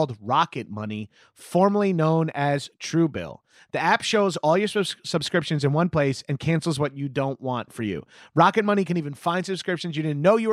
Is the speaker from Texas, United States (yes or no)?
no; Long Island, New York, United States; moved away; I grew up on Long Island